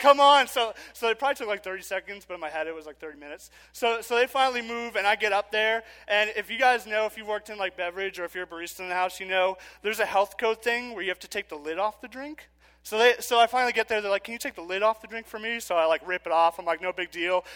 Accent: New York City, New York, United States; I'm from Queens

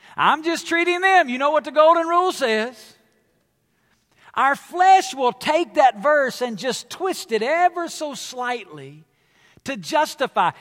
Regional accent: the South, United States; I come from the South. It's where I was born and raised

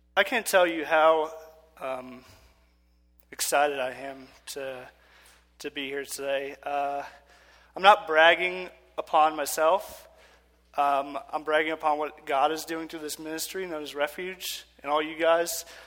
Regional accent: New York City, New York, United States; I'm from Queens

